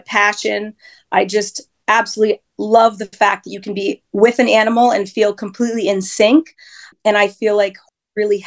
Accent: New Hampshire, United States; I grew up in New Hampshire, born and raised

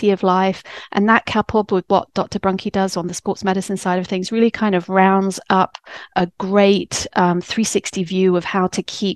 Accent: England, United Kingdom; moved away as an adult; now in United States; I'm English

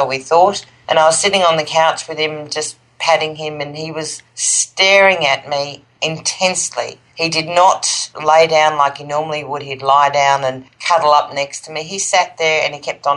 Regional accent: Australia; I'm from Australia

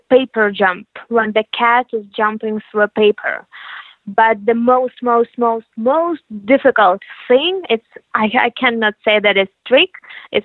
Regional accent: Ukraine; We are originally from Ukraine

